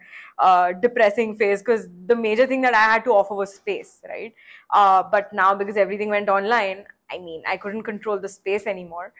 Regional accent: Nashik, Maharashtra, India; also born or lived in Mumbai / New York; I'm originally from Nasik.

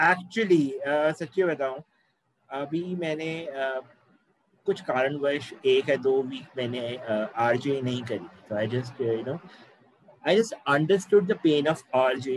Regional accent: India; proud कि हम ऐसी कंट्री से हैं जहाँ

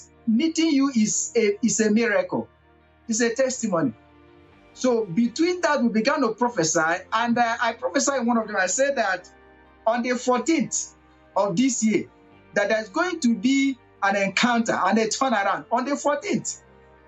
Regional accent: Abia, Nigeria; now in Togo; I come from Nigeria, a part of Nigeria that is called southeast of Nigeria, Abia State

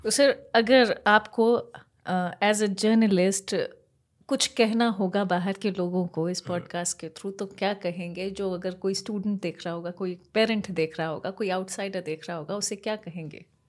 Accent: Kota, Rajasthan, India

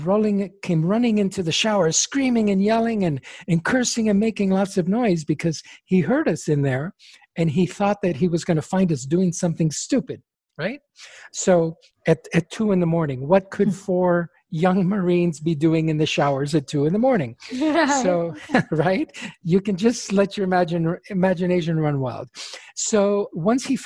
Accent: Chile; first language Spanish; English is a second language; now in United States; because Spanish is my first language, I was born in Chile

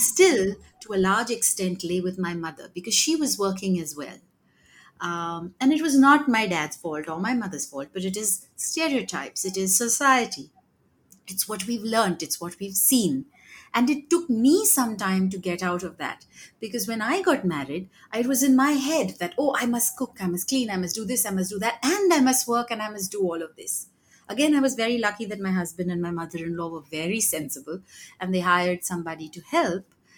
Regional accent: Mumbai, Maharashtra, India; I grew up in Mumbai

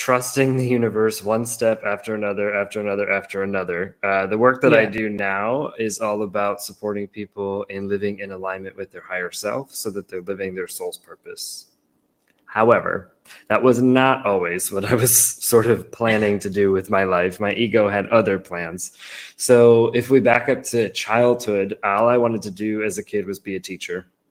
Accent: Massachusetts, United States; moved away as an adult; also born or lived in San Diego, California; So I grew up in Massachusetts, which is on the Eastern seaboard. And I moved all the way to San Diego in California.

